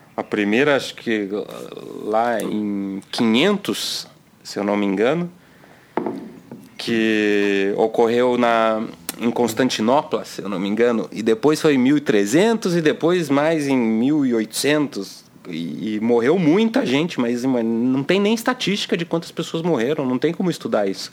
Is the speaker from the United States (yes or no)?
no; Brazil